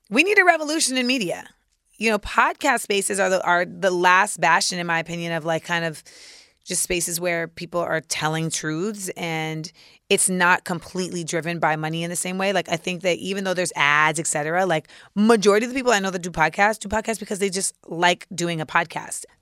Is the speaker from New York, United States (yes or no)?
yes; New York, United States; as a New Yorker